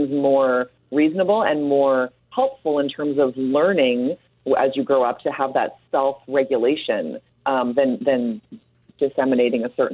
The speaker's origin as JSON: {"language": "English", "country": "Canada", "said": "are you trying to pull one over me because I'm Canadian here?"}